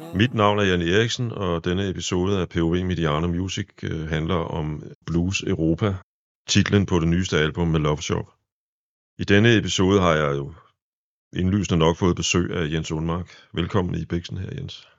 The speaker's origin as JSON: {"language": "Danish", "town": "Præstø", "region": "Zealand", "country": "Denmark", "tie": "born or raised there", "moved": "yes", "said": "min lille fødeby regnes for at være af de fleste, det, det præstø, der ligger nede på Sydsjælland"}